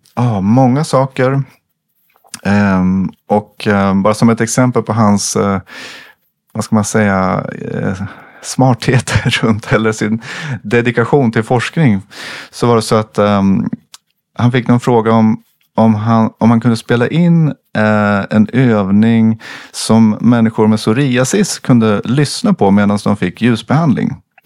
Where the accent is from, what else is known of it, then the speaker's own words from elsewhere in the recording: Sweden; jag som svensk kommer från min kultur